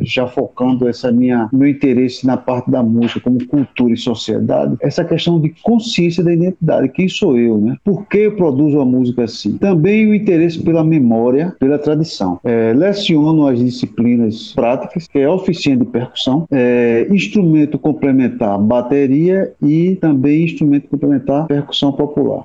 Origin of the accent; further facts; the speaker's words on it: Recife, Pernambuco, Brazil; moved away as an adult; also born or lived in Portugal; now in Sobral, Brazil; sou natural de Recife, Pernambuco